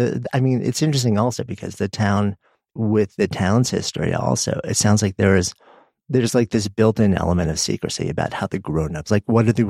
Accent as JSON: {"language": "English", "region": "New York", "country": "United States", "tie": "born or raised there", "said": "I'm in Boulder, Colorado right now. And after being a New Yorker my entire life"}